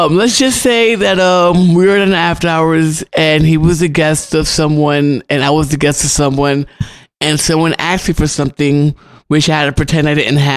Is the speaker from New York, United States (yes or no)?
yes; New York City, New York, United States; when I was growing up in Harlem